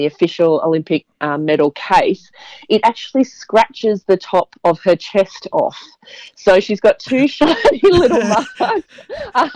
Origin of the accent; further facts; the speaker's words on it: Brisbane, Queensland, Australia; I grew up in Brisbane